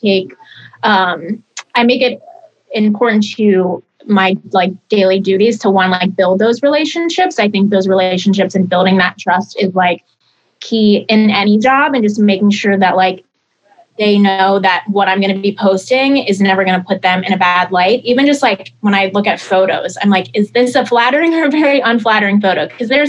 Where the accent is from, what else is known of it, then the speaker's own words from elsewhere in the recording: Baltimore, Maryland, United States; moved away as an adult; now in Los Angeles, United States; growing up in the Baltimore area, like we all have, I grew up around Ravens